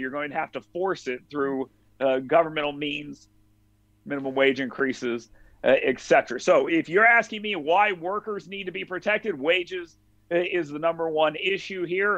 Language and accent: English; North Alabama, United States; I'm from North Alabama.